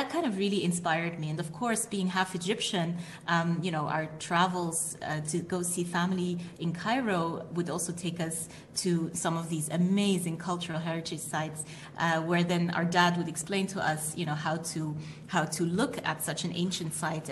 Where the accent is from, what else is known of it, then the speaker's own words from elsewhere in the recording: Switzerland; also born or lived in United Kingdom / United Arab Emirates; all three of us were born and brought up in Switzerland, and not in one of the fancy places like Zurich or Geneva, but really in proper rural Switzerland.